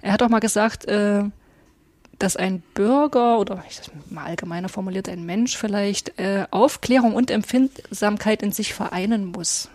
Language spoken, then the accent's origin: German; Aue, Saxony, Germany; now in Meißen, Germany; Ich bin ja in, in Auer aufgewachsen im Erzgebirge